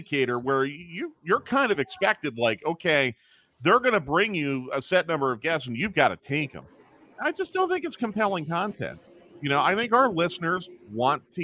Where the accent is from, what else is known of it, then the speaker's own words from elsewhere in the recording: Philadelphia, Pennsylvania, United States; I grew up in Philadelphia